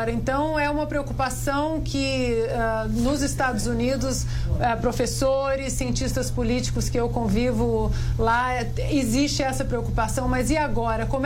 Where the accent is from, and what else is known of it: Brazil; moved away